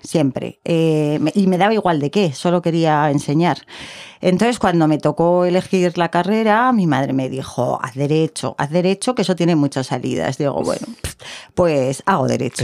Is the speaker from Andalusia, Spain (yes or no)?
no; Zaragoza, Aragon, Spain; yo soy de aquí, mis padres son de Soria, de dos pueblecitos pequeñitos